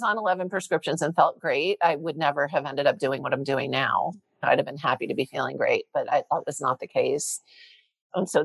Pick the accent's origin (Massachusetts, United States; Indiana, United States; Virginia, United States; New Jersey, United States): New Jersey, United States; I grew up in Jersey.